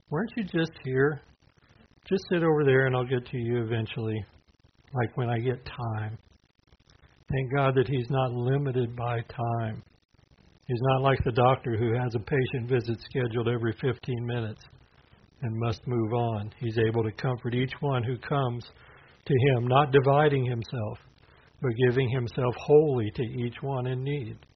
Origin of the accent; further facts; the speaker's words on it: the South, United States; Well, I'm a Southerner, but that is not a comfort, my friend.